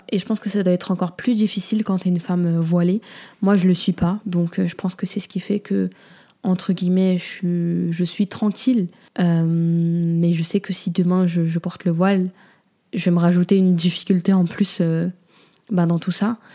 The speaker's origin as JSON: {"language": "French", "country": "Comoros", "said": "moi, en tant que Comorienne, c'est encore plus délicat"}